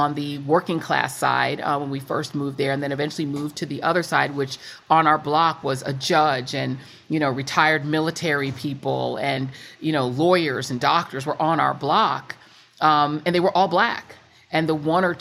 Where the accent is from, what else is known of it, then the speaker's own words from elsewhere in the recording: Denver, Colorado, United States; moved away; also born or lived in Brooklyn, New York; I was born in Brooklyn, New York, but grew up in Denver, Colorado, in a town called Montbello